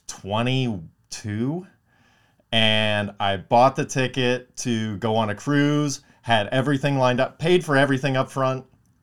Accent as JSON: {"language": "English", "town": "Palmdale", "region": "California", "country": "United States", "tie": "born or raised there", "said": "growing up in Palmdale"}